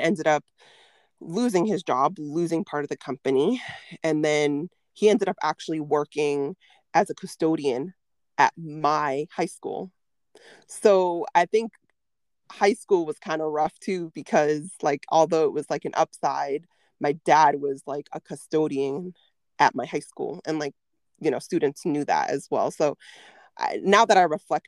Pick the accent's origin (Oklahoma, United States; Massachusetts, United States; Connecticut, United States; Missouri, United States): Massachusetts, United States; Chelsea; I grew up in Chelsea, Mass